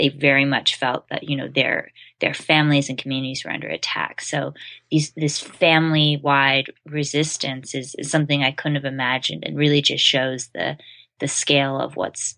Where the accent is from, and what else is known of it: Idaho, United States